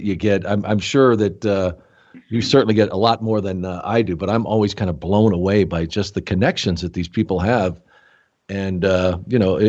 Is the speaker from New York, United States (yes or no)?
yes; Rochester, New York, United States; I was born in Rochester, not too far away from there